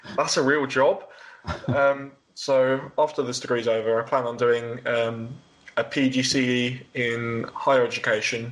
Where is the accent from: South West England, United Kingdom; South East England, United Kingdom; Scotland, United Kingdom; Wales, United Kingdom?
South East England, United Kingdom; Worthing, Brighton area; born or raised there